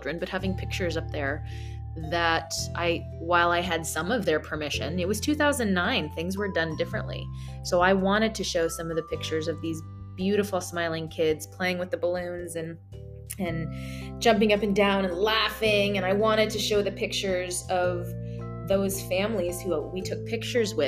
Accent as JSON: {"language": "English", "country": "United States", "said": "as an American"}